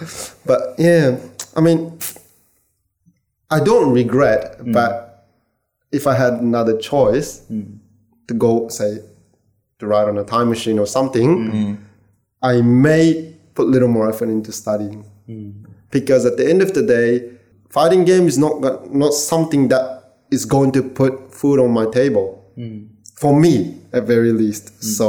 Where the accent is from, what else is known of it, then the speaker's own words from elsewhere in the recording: Australia; Yeah, so I was allowed to play {S2} on the, {S3} as Australian.